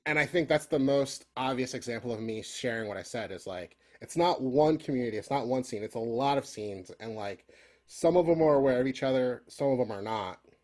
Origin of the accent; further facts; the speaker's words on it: Philadelphia, Pennsylvania, United States; growing up in Philly